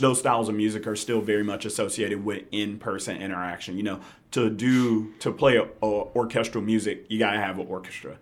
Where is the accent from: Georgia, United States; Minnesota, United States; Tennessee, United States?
Tennessee, United States; Memphis; also born or lived in Jackson / New York; I'm from Memphis. Grew up in Hickory Hill.